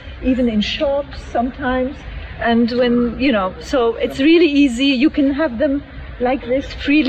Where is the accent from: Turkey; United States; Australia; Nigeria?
Turkey; moved away as an adult; now in Prague, Czech Republic; I'm from Turkey and I live in Prague since 17 years.